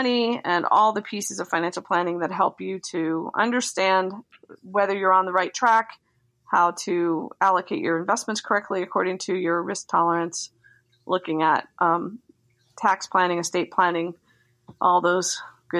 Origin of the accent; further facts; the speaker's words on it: Delaware, United States; moved away; I grew up in Delaware, but my grandparents and my parents were all from Philly